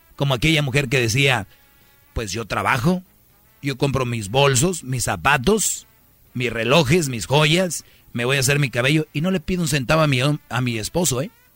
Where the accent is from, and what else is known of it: San Nicolás de los Garza, Nuevo León, Mexico; born or raised there